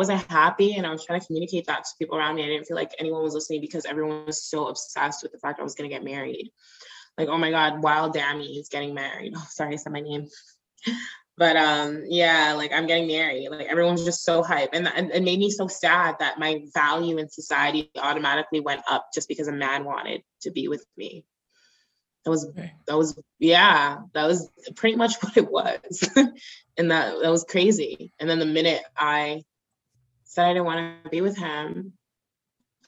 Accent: Nigeria; as Nigerian women

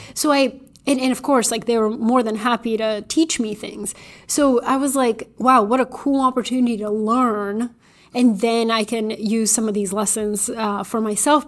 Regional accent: Bulgaria; moved away; I was little, growing up in Bulgaria

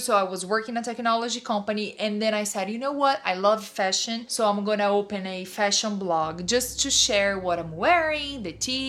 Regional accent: São Paulo, Brazil; English is a second language; moved away; Oh, Sao Paulo.

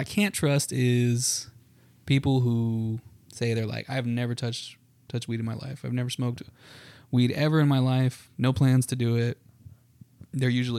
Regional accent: El Paso, Texas, United States; born or raised there; moved away as an adult; now in Dallas, United States

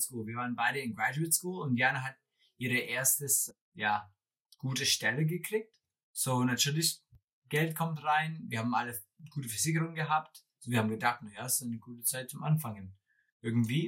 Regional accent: Wisconsin, United States; German is a second language; moved away; ich komme aus Wisconsin

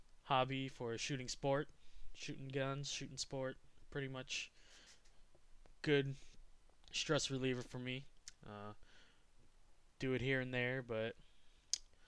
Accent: Wisconsin, United States; I'm from Wisconsin as well. All three of us are from Wisconsin.

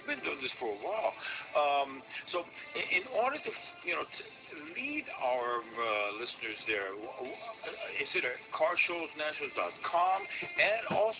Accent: Las Vegas, Nevada, United States; I'm from Vegas

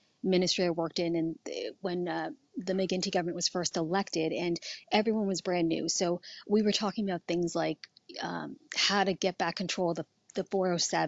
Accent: New Jersey, United States; moved away as an adult; now in Toronto, Canada; I grew up in New Jersey

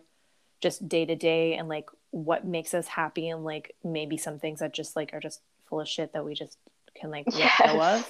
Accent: Brampton, Ontario, Canada; now in Niagara region, Canada; I grew up in Brampton

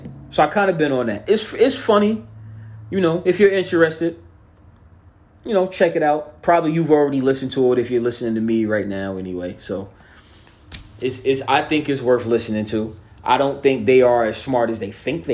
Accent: New Jersey, United States; I'm from Jersey.

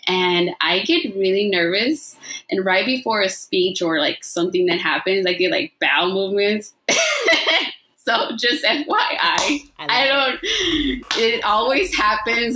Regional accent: Los Angeles, California, United States; I grew up in South LA and I speak Spanglish

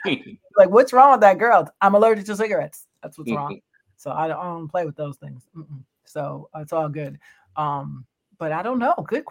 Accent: New York City, New York, United States; I was born in Brooklyn, by the way, Kings County, yes.

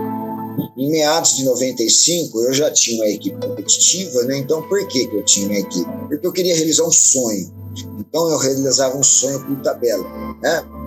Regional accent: Campinas, São Paulo, Brazil; eu sou de Campinas, né, cidade de São Paulo

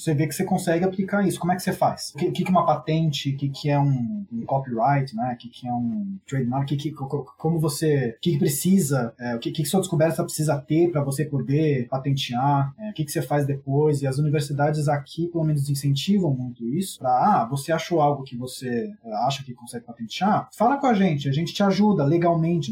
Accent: São Paulo, Brazil; moved away as an adult; now in Stockholm, Sweden; Eu cresci em São Paulo, nasci em São Paulo, cresci em São Paulo

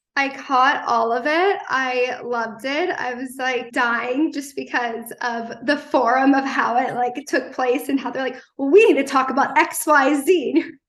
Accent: East Coast, United States; I'm from the East Coast

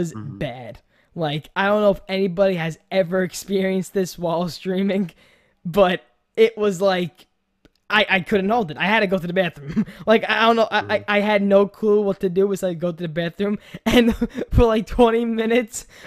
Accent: New York, United States; accent: New Yorker; I'm from New York

